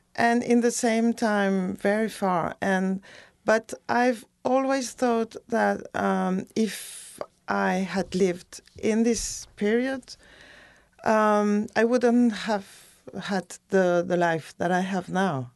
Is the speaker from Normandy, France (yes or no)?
no; near Bordeaux, Nouvelle-Aquitaine, France; also born or lived in West Indies / Paris; now in Chicago, United States; I grew up in a chalet near Bodo